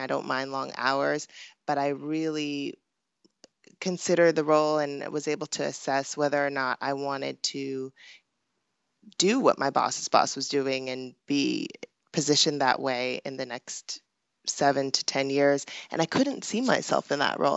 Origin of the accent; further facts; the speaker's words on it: Pasadena, California, United States; also born or lived in Hollywood, California; I was born in Hollywood, California, and grew up in Pasadena